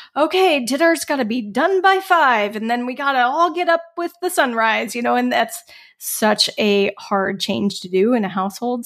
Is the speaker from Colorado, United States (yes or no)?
yes; Colorado, United States; moved away as an adult; also born or lived in Bellingham, Washington / California; I grew up in Colorado